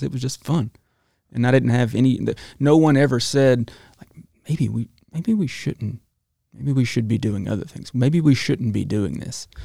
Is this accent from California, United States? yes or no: no; Talladega, Alabama, United States; also born or lived in Gadsden, Alabama; Spent most of my life in Talladega, Alabama.